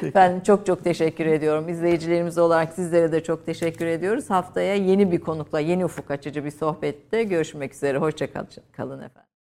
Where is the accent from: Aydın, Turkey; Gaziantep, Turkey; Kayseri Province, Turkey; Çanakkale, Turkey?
Kayseri Province, Turkey; bir Kayserili olarak kaldım